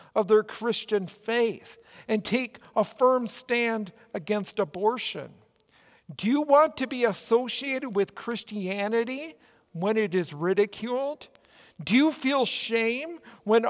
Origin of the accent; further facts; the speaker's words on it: Minnesota, United States; accent: Minnesota; my Minnesota accent.